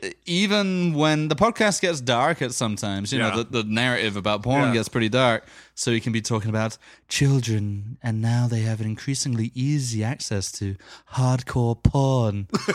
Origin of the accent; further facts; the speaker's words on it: London, United Kingdom; In my hometown of London?